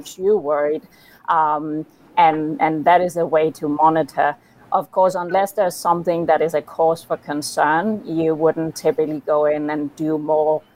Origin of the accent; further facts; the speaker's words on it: Copenhagen, Capital Region of Denmark, Denmark; moved away as an adult; also born or lived in Pennsylvania, United States; I'm from Copenhagen, Denmark